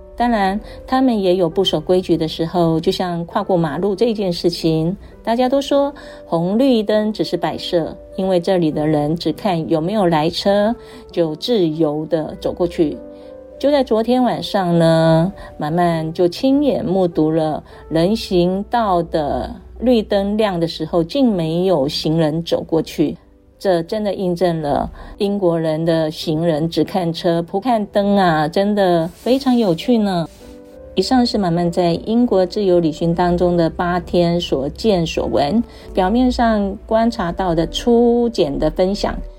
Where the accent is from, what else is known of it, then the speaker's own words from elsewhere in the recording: Taiwan; 我们台湾人真的很辛苦啊